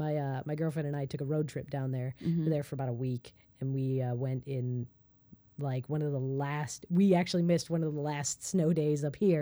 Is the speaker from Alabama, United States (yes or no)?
no; Chicago Northwest suburbs, Illinois, United States; My cousin grew up in he and I grew up in the Northwest suburbs.